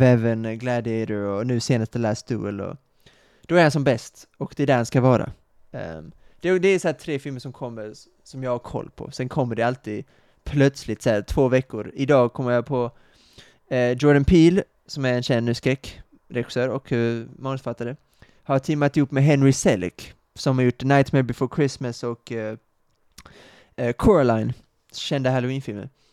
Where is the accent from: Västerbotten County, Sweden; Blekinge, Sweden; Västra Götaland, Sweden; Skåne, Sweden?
Skåne, Sweden; Kristianstad; moved away; Kristianstad, min, eh, mina hemtrakter